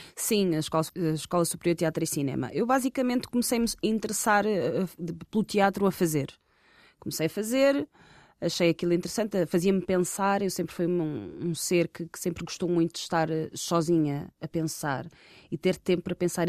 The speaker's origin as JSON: {"language": "Portuguese", "country": "Portugal", "tie": "born or raised there", "said": "sou uma rapariga, filha de pais angolanos, uh, tenho origem angolana, nasci em Portugal"}